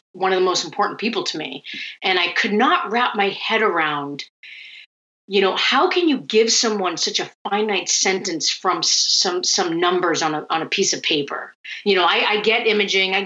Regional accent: Cape Cod, Massachusetts, United States; moved away as an adult; also born or lived in Vietnam / San Francisco / Syracuse; I was born in Vietnam during the war. I luckily got airlifted out and adopted into a Finnish family that grows cranberries on Cape Cod

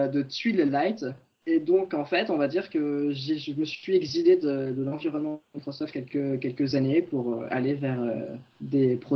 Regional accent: Orléans, Centre-Val de Loire, France; Je viens de ma petite campagne. D'origine, je suis originaire.

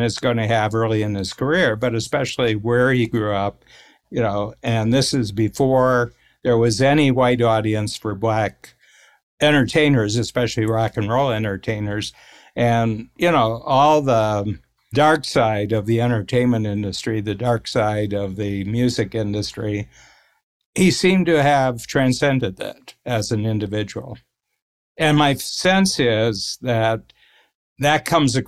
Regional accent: Northern Ohio, United States; We're both from Northern Ohio, sort of, you know, blue collar

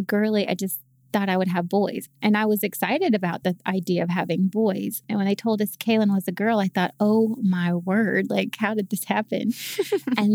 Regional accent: Charlotte, North Carolina, United States; also born or lived in Greensboro, North Carolina; I'm from Charlotte, North Carolina, and I just recently moved back home

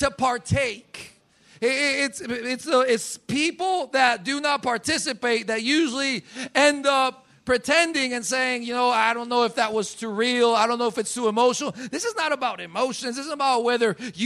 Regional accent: Colombia; moved away as an adult; I was born in Colombia. I've lived in Colombia for 30 years. Of my 34 years, I've lived 30 years in Colombia

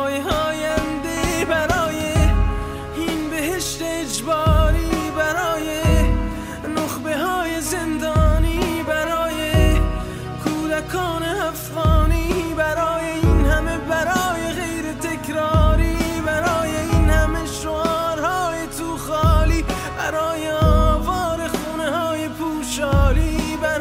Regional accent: Tehran, Tehran Province, Iran; moved away; I'm from Tehran

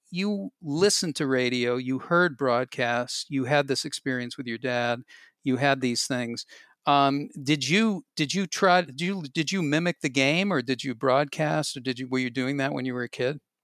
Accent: Boston, Massachusetts, United States; I grew up in Boston, and Boston local radio was incredibly good.

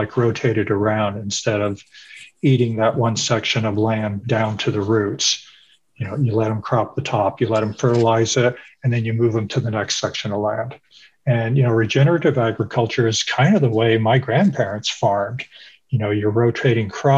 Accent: Iowa, North Missouri, United States; moved away; I come from North Missouri, Iowa, and all my family were farmers, a small family farm.

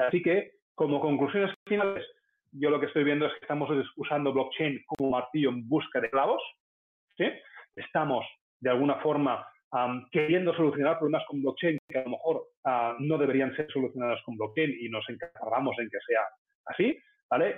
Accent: Spain; como sociedad española eh, tenemos que cambiar

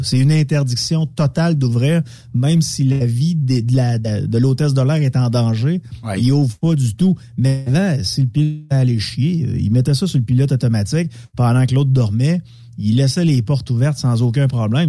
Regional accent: Quebec City, Quebec, Canada; J'étais, euh, chez nous à Québec.

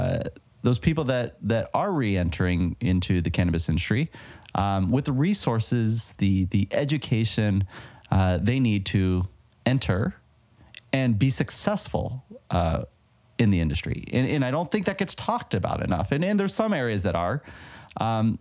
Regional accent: California, United States; my home state of California

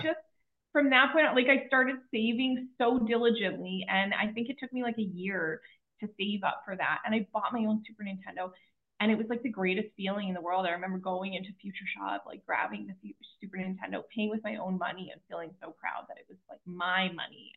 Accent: Kelowna, British Columbia, Canada; I was born in Kelowna, BC, in Canada.

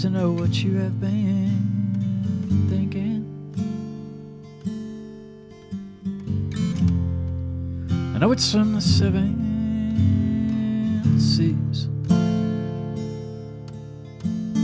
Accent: Texas, United States; growing up in Texas

